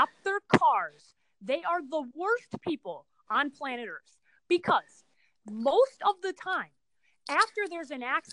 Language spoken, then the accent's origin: English; Chicago, Illinois, United States; moved away; I'm a Chicagoan